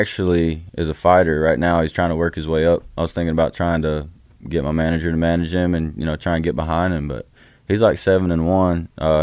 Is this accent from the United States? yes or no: yes; Fort Oglethorpe, Georgia, United States; I grew up in Fort Oglethorpe, Georgia